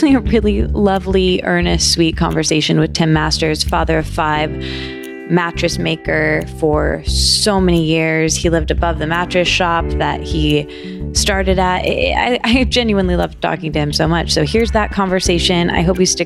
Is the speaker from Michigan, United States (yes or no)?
yes; Michigan, United States; I'm from Michigan